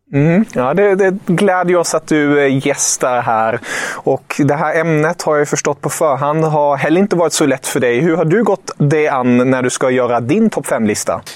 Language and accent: Swedish; Germany; now in Sweden; Jag är ju som bekant tysk